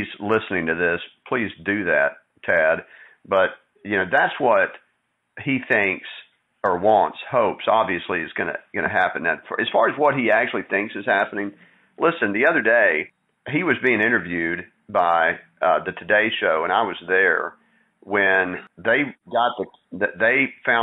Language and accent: English; Texas, United States; moved away; I was born and raised in Texas